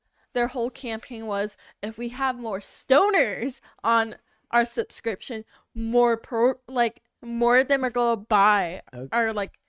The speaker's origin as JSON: {"language": "English", "town": "Bakersfield", "region": "California", "country": "United States", "tie": "born or raised there", "said": "I grew up in Bakersfield."}